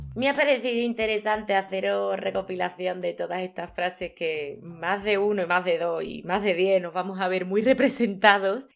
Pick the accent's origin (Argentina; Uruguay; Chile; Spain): Spain; Seville, Andalusia; yo soy de aquí, de Sevilla, en Andalucía, en España.